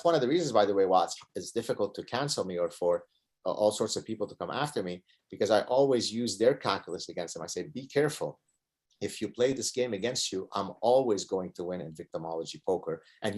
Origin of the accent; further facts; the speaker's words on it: Canada; I think it boils down to our personhood more than the fact that we are Canadian